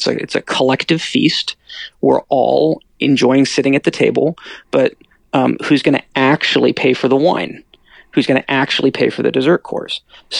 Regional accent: United States; I'm an American.

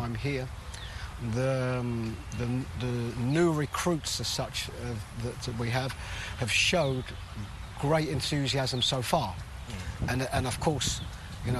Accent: London, United Kingdom; I was born and brought up in London, England.

